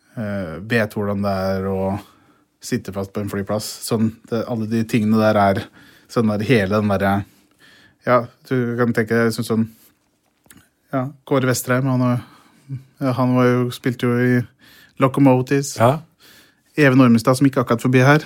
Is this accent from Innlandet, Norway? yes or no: yes; Brumunddal, Innlandet, Norway; jeg vokste opp i Brumunddal